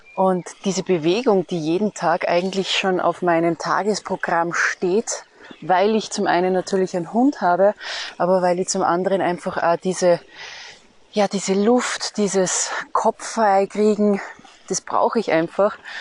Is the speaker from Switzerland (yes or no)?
no; Austria; bei uns in Österreich